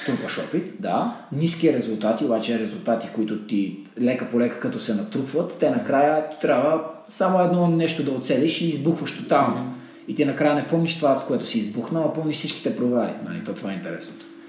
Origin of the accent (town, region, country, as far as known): Botevgrad, Sofia Province, Bulgaria; born or raised there; moved away